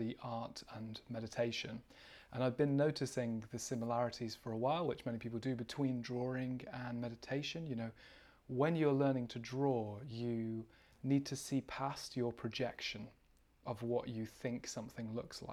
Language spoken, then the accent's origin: English; United Kingdom; I am from the UK, as you can probably tell by my accent.